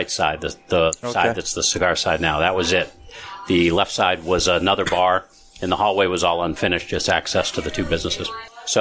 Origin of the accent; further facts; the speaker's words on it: Barrington, New Hampshire, United States; moved away as an adult; also born or lived in Rochester, New Hampshire; I grew up in Barrington, the next town over.